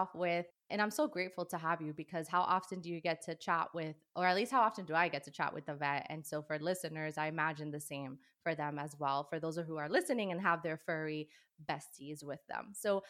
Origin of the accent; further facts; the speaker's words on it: New York City, New York, United States; I'm from New York City, Dominican American